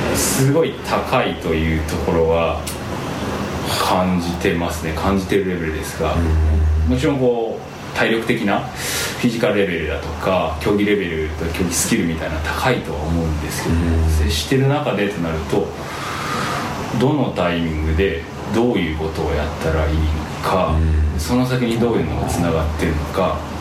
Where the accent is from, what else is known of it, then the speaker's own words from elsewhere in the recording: Wakayama, Japan; moved away as an adult; also born or lived in Osaka; 和歌山県の和歌山市ですね和歌山県